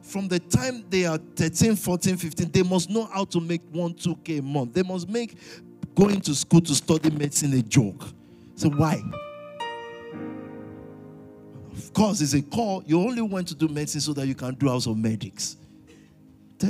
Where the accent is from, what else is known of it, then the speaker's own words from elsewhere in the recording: London, United Kingdom; I'm a Londoner to the core